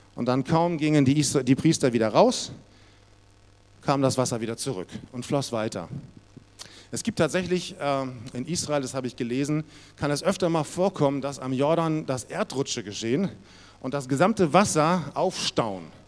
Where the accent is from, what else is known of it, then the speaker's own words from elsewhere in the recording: Munich, Bavaria, Germany; bei uns in Bayern, in München war das so, da musste man vorspielen